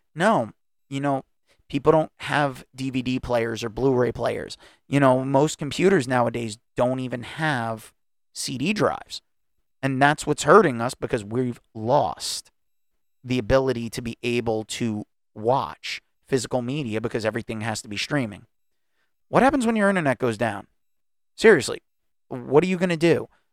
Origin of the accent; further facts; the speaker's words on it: United States; I'm an American. I was born in this country